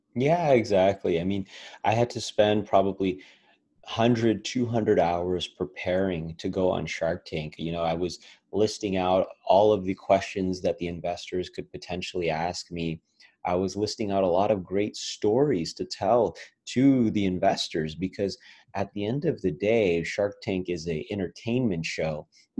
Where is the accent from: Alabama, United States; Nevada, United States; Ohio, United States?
Nevada, United States; Las Vegas; my hometown of las vegas